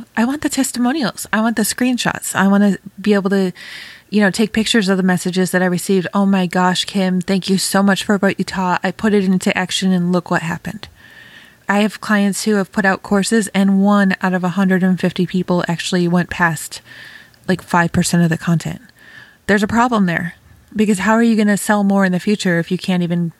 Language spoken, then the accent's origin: English; New York, United States; now in Ohio, United States; Oh my gosh, I sounded so Ohio. I'm a New Yorker, Damien. That did not sound New Yorker. Hot fire under my butt. I think I've been in Ohio for too long.